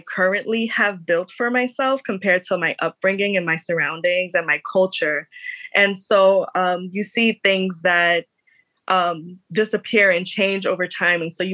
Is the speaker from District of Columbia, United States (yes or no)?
no; New York City, New York, United States; I am from the Lower East Side in New York, which is a now very gentrified area in Lower Manhattan